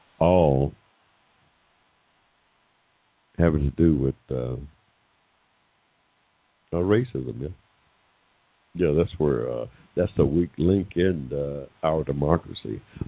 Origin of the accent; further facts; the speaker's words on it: Georgia, United States; here in my home state of Georgia